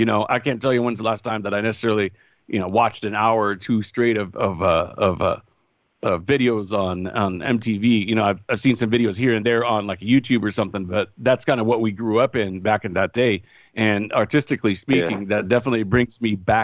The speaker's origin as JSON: {"language": "English", "region": "Northern California", "country": "United States", "moved": "yes", "lives_now": "Los Angeles, United States", "said": "I'm originally from Northern California"}